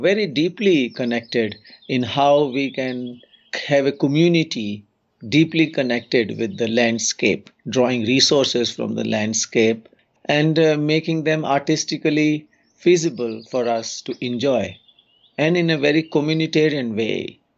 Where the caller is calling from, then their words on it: Uttarakhand, India; English is a second language; I'm joining from the Central Himalayan region of Uttarakhand state in India.